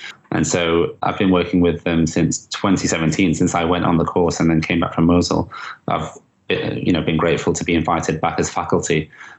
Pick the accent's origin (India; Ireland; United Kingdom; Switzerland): United Kingdom; Manchester, North West England; in Manchester, in my hometown.